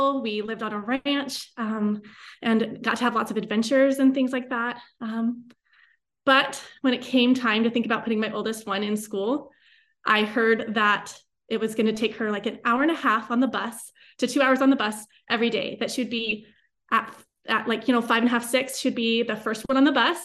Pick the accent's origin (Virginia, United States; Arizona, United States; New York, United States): Arizona, United States; Tucson; I grew up in Tucson.